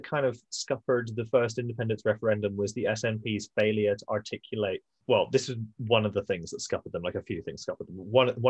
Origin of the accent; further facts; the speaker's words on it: Glasgow, Scotland, United Kingdom; moved away; I grew up in the West End of Glasgow on one of the larger streets.